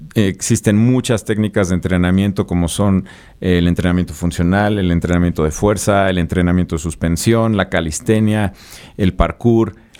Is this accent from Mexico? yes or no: yes; Puebla, Mexico; moved away as an adult; now in Mexico City, Mexico; yo soy de Puebla, soy originario de Puebla. Eh, me, salí de Puebla, me vine a vivir a la Ciudad de México hace 17 años